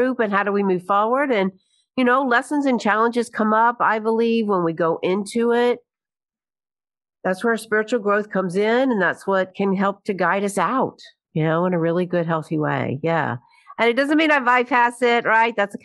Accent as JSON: {"language": "English", "town": "Birmingham", "region": "Alabama", "country": "United States", "tie": "born or raised there", "also_born_or_lived": "New York", "moved": "as an adult", "lives_now": "Birmingham, United States", "said": "I moved back to Birmingham from New York, right, in New York, 35 years, came back to Birmingham"}